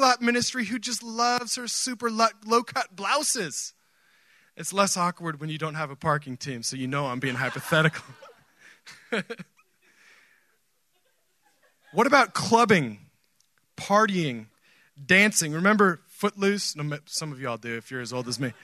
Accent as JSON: {"language": "English", "region": "Oregon", "country": "United States", "tie": "born or raised there", "moved": "yes", "said": "I grew up in Oregon"}